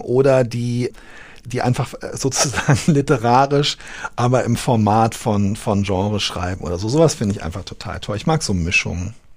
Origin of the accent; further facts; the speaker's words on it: Berlin, Germany; moved away as an adult; also born or lived in Koblenz; ich habe in Berlin gelebt mit äh, kleinen Unterbrechungen, bis ich Ende, mit Ende 20 weggezogen bin.